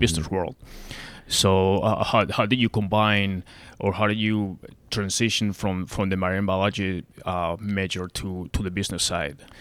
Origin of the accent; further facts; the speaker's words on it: Spain; also born or lived in Arlington, Virginia / Fairfax County, Virginia; now in Arizona, United States; I'm from Spain, so I'm used to nice weather